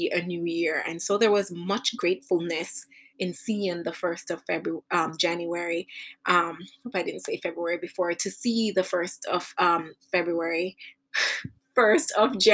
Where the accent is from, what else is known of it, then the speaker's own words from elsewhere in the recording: Jamaica; when I was growing up in Jamaica